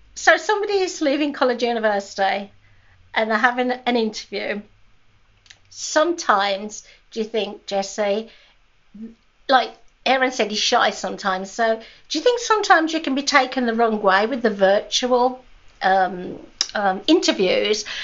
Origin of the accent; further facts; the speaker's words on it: United Kingdom; I'm a Brit